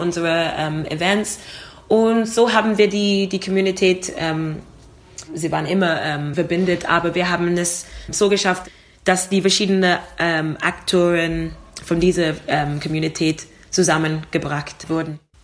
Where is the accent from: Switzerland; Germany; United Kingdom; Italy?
United Kingdom; London; German is a second language; now in Vienna, Austria; komme aus London, also ich bin in London geboren und ich habe Großeltern aus Jamaika